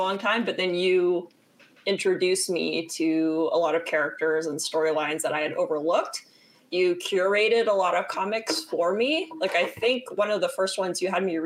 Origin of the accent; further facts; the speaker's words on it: Bay Area, California, United States; I grew up in the Bay Area too